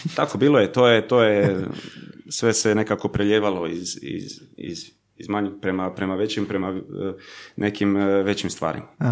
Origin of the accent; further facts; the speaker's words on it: Zagreb, City of Zagreb, Croatia; accent: mix of Zagreb accent and relaxed Croatian; moved away as an adult; also born or lived in Germany; desi mi se nekad jednostavno neki miks baš zagrebačkog naglaska i nekog opuštenog hrvatskog